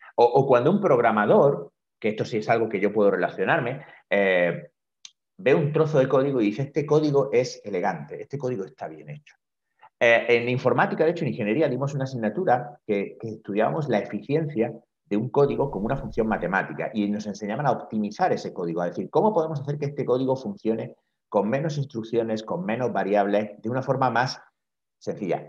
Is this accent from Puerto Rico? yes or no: no; Granada, Andalusia, Spain; moved away as an adult; also born or lived in Madrid; now in Barcelona, Spain; comencé a trabajar inmediatamente en eh, una consulta en mi ciudad natal, en Granada